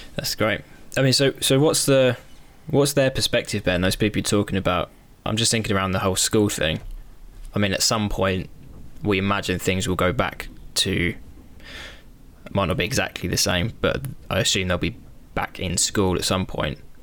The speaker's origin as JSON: {"language": "English", "country": "United Kingdom", "said": "we're British"}